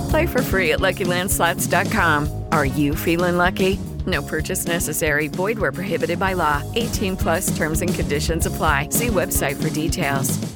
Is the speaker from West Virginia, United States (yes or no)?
no; Poway, California, United States; I grew up in San Diego